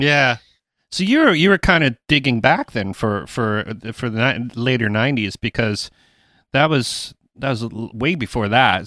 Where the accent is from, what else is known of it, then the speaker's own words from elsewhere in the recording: Toronto, Ontario, Canada; I'm from Toronto. I live outside of Toronto.